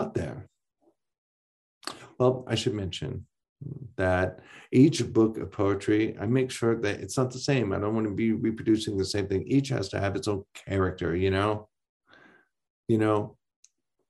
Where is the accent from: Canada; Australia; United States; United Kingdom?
United States; Ironwood, Michigan; also born or lived in Houghton, Michigan; my hometown of Ironwood